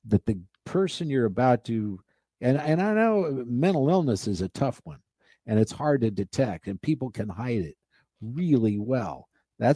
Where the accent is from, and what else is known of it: Nebraska, United States; born or raised there; moved away